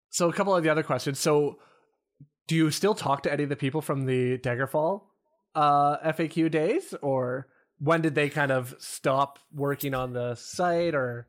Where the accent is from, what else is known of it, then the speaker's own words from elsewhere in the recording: Canada; I'm also Canadian